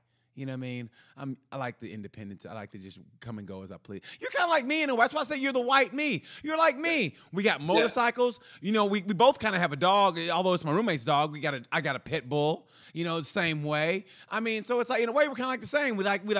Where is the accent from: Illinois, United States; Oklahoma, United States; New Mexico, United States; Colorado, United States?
Oklahoma, United States; now in Indiana, United States; I'm originally from Oklahoma, so TJ Fridays is like fucking Ruth Chris to us.